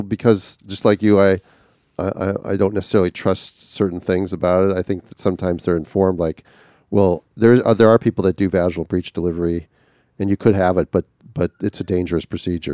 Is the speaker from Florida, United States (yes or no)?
no; Minnesota, United States; I'm from Minnesota